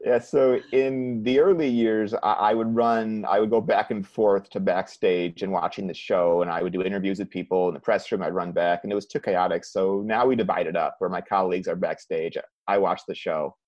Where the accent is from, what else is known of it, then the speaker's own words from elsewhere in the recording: Cleveland, Ohio, United States; moved away; I'm from Cleveland